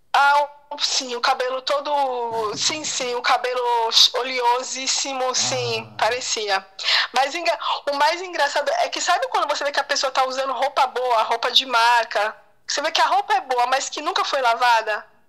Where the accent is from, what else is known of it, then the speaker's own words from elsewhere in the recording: Brazil; somos nós brasileiros